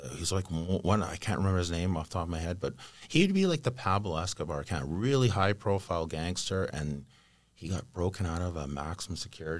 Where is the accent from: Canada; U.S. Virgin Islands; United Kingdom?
Canada; Vancouver, British Columbia; I was born and raised in Vancouver.